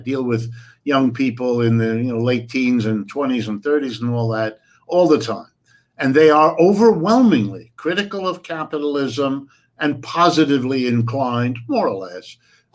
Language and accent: English; United States; I was born in the United States, but my folks are Europeans